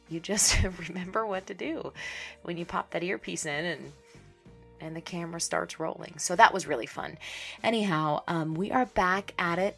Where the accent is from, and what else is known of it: Pittsburgh, Pennsylvania, United States; born or raised there; moved away